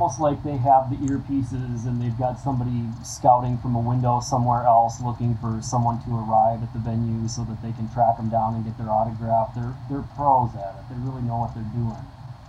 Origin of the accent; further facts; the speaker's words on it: Cottage Grove, Minnesota, United States; I grew up in Cottage Grove, which is